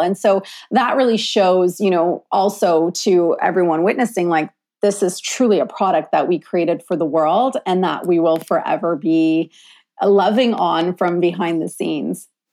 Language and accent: English; Ontario, Canada; moved away; I'm sitting in my hometown in Ontario